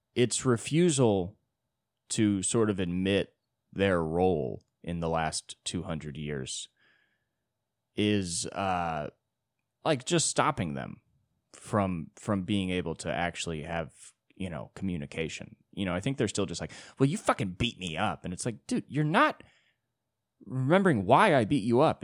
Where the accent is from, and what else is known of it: United States